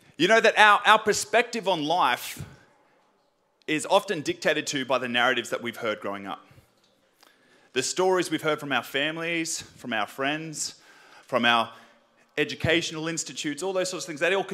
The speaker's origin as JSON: {"language": "English", "town": "Sydney", "region": "New South Wales", "country": "Australia", "tie": "born or raised there", "said": "I grew up in Western Sydney"}